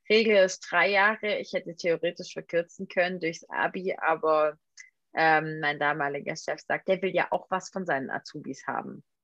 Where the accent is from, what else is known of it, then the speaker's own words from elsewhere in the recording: Albstadt, Baden-Württemberg, Germany; Urspring ursprünglich komme ich aus Albstadt. Ich weiß